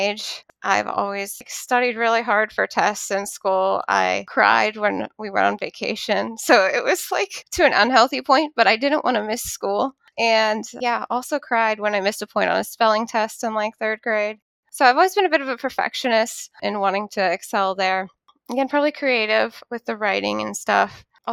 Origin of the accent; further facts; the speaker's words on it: Pittsburgh, Pennsylvania, United States; I am 27 from Pittsburgh, Pennsylvania